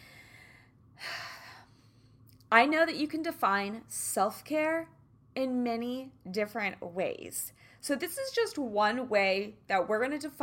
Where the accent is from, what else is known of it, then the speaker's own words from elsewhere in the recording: Kansas City, United States; I'm from Kansas City